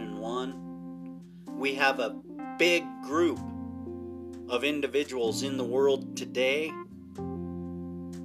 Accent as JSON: {"language": "English", "country": "United States", "tie": "born or raised there", "said": "As a young man growing up in America"}